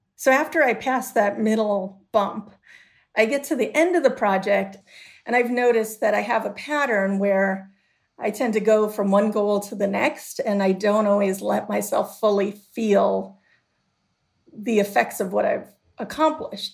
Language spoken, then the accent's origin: English; Chicago, Illinois, United States; growing up in Chicago